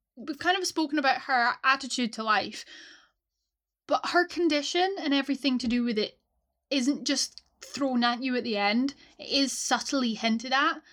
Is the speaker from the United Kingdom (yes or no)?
yes; Scotland, United Kingdom; as a Scot